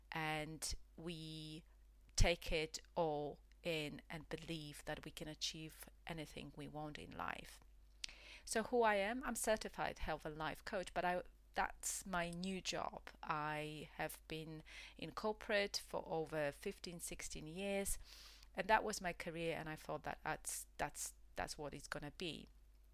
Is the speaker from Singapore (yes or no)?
no; Poland; English is a second language; moved away as an adult; also born or lived in United Kingdom; I left my home country, which is Poland